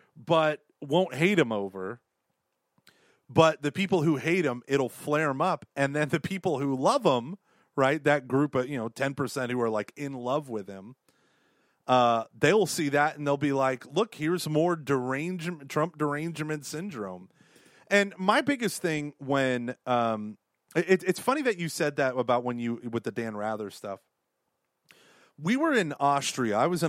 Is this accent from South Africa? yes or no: no; Canada; as we're walking down the street, and we're like, hello, we are from Canada.